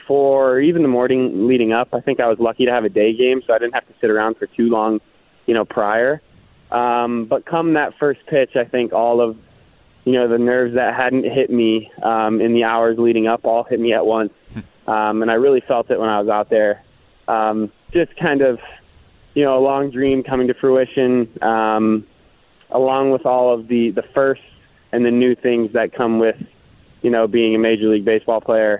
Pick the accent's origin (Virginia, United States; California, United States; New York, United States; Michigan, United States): Michigan, United States; Kalamazoo; moved away; my parents grew up in my hometown of Kalamazoo